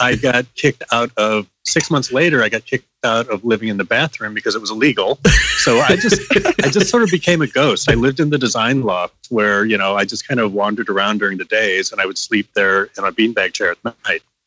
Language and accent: English; Missouri, United States; moved away as an adult; I was from Missouri.